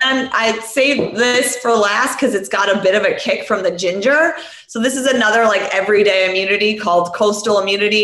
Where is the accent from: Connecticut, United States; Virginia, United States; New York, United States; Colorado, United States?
New York, United States; New York City; I grew up in this place called Rockaway, Rockaway Beach, New York City. It's in Queens